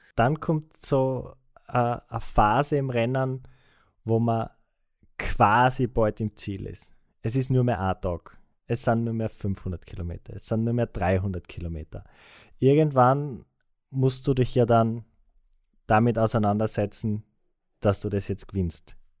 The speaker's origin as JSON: {"language": "German", "country": "Austria", "said": "als Österreicher"}